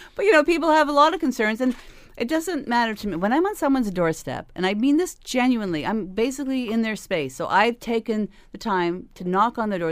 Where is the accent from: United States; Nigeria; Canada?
Canada; Hamilton, Ontario; we're from Hamilton, we work hard in Hamilton, we will always be from Hamilton